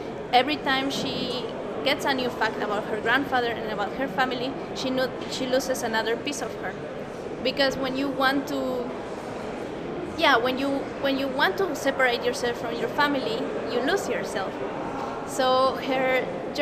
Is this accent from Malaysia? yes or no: no; Bolivia; I come from Bolivia